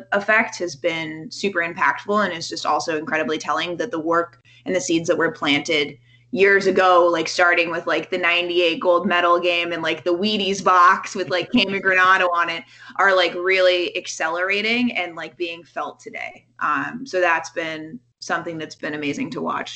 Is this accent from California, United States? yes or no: yes; California, United States; now in DMV area, United States; growing up in California